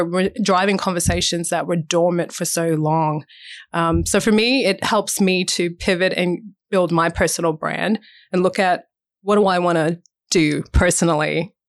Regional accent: United States; now in Australia; the representation that came with being an African-American woman and seeing those representations growing up in the States. That was awesome to see that, but then also too difficult to try and process that when you come back to Australia

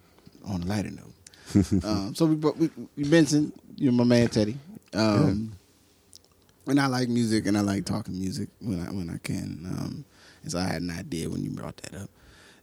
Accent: Willingboro, New Jersey, United States; also born or lived in Trenton / Philadelphia; I'm from Trenton and grew up in Willingboro and in the Philadelphia area. You know, yeah. So culturally, sound of Philadelphia music and DAS and all that is my

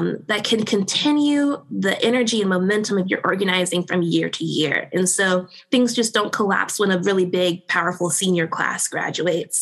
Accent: Louisiana, United States; I'm from Louisiana. I live in a place called Cancer Valley, which is this, 70, 80 mile-ish swath of land between Baton Rouge and New Orleans, Louisiana

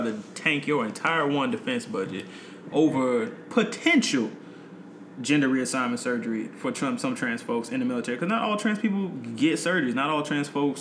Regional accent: North Carolina, United States; moved away as an adult; I grew up in North Carolina

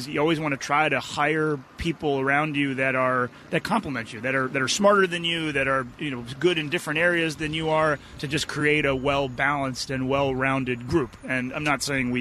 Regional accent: Boston, Massachusetts, United States; moved away; When I was a kid, I grew up in the Boston area

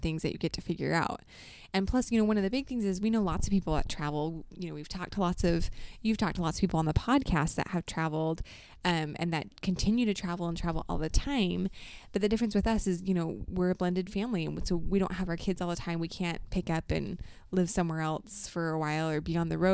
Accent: Mesa, Arizona, United States; moved away as an adult; also born or lived in Ohio / Utah / Idaho; I grew up in Arizona in one spot in Mesa the whole time.

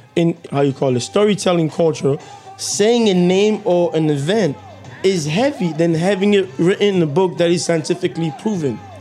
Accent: Kinshasa, DR Congo; moved away; when we were growing up in Kinshasa

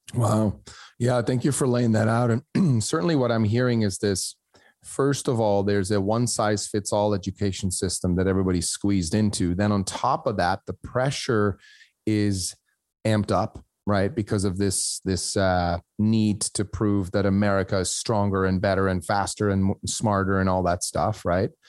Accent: Switzerland; moved away; I grew up in Switzerland where my school counselor looked at my grades in my last year of high school

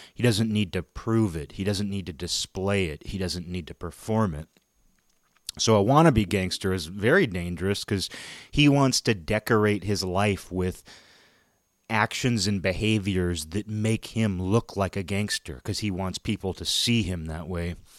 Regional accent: Washington, United States; my hometown is the next town over from Nintendo headquarters

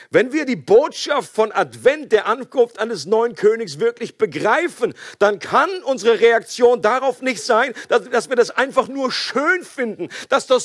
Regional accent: Switzerland; oder wir können an dieser Stelle nicht mehr neutral bleiben, selbst als Schweizer nicht.

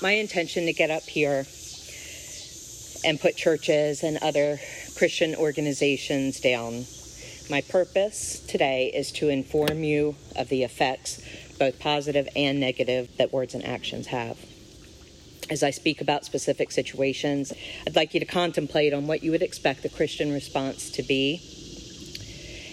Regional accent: Eastern Shore, United States; I grew up here on the Eastern Shore

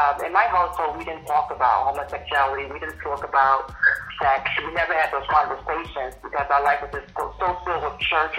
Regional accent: Virginia, United States; growing up in Virginia, which is central, but people in New York would say the South

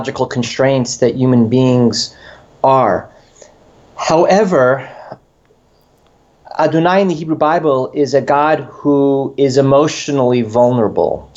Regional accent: New York, United States; moved away as an adult; also born or lived in Chicago / Urbana-Champaign; I grew up in New York

